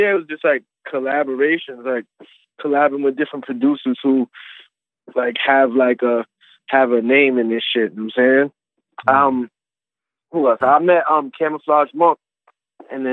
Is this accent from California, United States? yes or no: no; New York City, New York, United States; I'm from New York City. Queens, Brooklyn, Long Island, like, the whole city, really